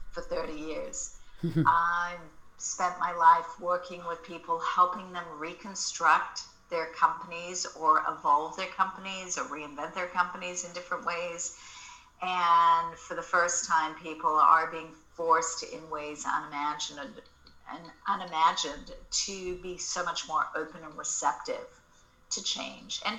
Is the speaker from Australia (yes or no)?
yes; Australia; accent: Australian; now in Los Angeles, United States; So people have been telling me lately that my Australian accent has been coming back a bit. So that's fun. But I um, have been living here in LA for most of my life at this point